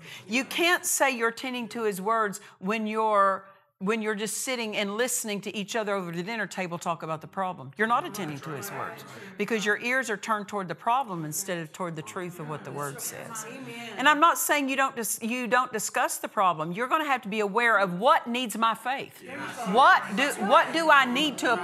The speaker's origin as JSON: {"language": "English", "region": "Oklahoma", "country": "United States", "said": "I'm from Oklahoma"}